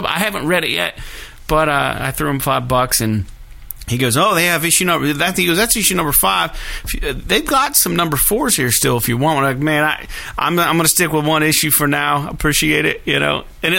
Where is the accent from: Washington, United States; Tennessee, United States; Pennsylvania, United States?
Pennsylvania, United States; Meadville; I'm from Meadville.